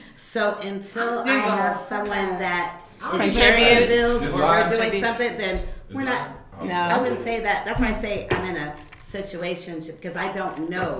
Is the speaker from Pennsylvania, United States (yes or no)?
no; Detroit, Michigan, United States; moved away as an adult; now in Atlanta, United States; I'm from Detroit.